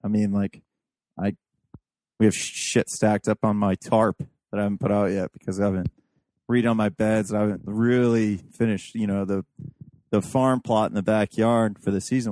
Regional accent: Appalachia, United States; I'm a fucking hillbilly. Like I could say I'm Appalachian, whatever. I'm a hillbilly

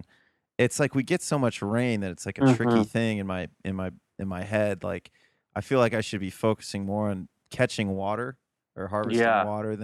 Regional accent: Midwest, United States; an American from the Midwest

